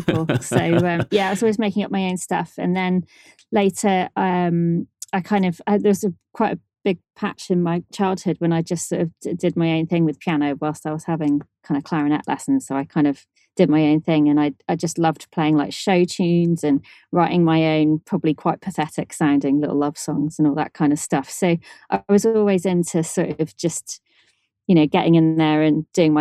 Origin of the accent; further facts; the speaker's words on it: Shrewsbury, West Midlands, United Kingdom; Yep, Shrewsbury. Yeah.